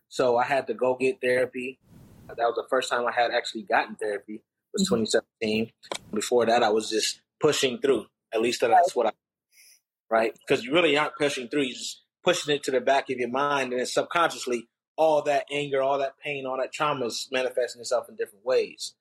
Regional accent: Rochester, New York, United States; growing up in Rochester, New York

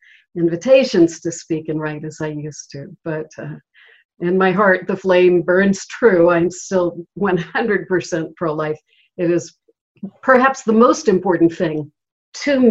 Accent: Charleston, South Carolina, United States; Charleston is my hometown

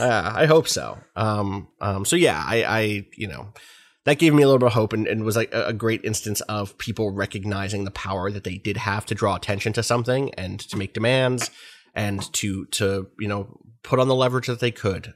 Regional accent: United States; me as an American

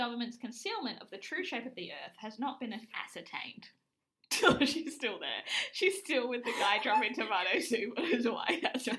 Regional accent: Australia; Even as an Australian sometimes, depending on what kind of Australian accent you have to do.

